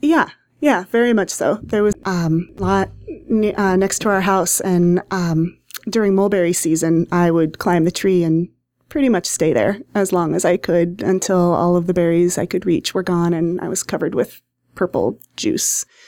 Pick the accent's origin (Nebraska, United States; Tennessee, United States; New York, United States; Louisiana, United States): Nebraska, United States; Hastings; I grew up in Hastings, Nebraska, in town